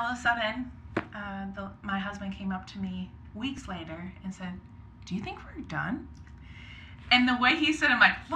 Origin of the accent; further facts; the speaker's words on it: Cambridge, Minnesota, United States; I grew up up north, an hour from Minneapolis, Cambridge, Minnesota. Okay. Yeah, I went to North Central University. Mm-hmm. I am a licensed minister, so yeah.